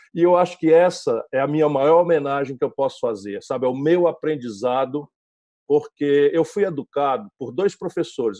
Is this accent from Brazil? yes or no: yes; Sobral, Ceará, Brazil; o ambiente onde eu fui criado, interior do Nordeste do Brasil, Sobral